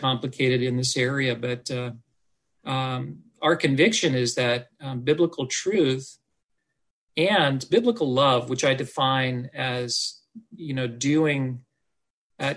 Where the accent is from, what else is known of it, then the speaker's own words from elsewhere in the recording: Oregon, United States; I was born and raised in Oregon